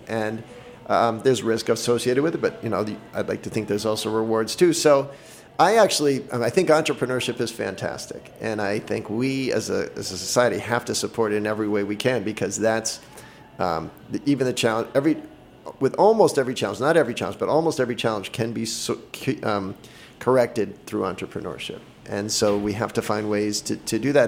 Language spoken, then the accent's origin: English; Boston, Massachusetts, United States; moved away as an adult; I grew up in Boston.